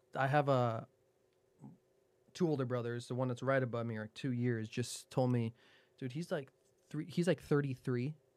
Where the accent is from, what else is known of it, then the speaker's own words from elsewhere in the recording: New Jersey, United States; moved away; I'm from Jersey